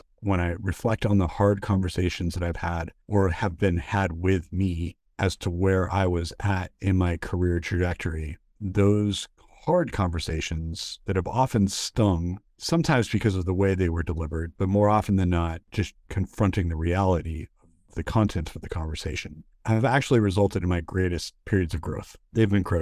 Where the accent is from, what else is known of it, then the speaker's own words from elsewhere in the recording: United States; because I'm an American